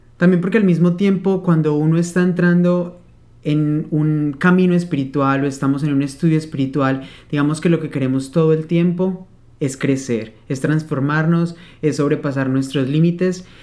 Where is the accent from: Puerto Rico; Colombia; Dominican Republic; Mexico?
Colombia; Manizales, Caldas; also born or lived in Spain; Vengo de una zona cafetera Nací en Manizales, Caldas, Colombia, lleno de café por todos lados. Entonces, he crecido con esa bebida